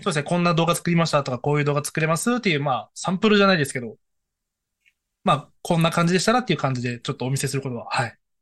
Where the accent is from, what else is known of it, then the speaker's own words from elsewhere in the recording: Fukuoka, Japan; also born or lived in Koga, Fukuoka; now in Fukutsu, Japan; 地元、福岡出身